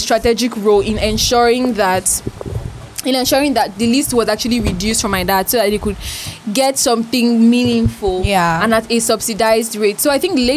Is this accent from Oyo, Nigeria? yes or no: no; Cross River, Nigeria; He first asked me, where are you from? And then I said, Cross River City